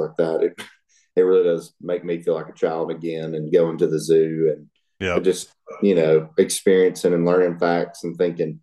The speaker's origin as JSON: {"language": "English", "area": "Chattanooga area", "region": "North Georgia", "country": "United States", "tie": "born or raised there", "moved": "yes", "lives_now": "Alabama, United States", "said": "I used to live in North Georgia in the Chattanooga area where there were mountains everywhere."}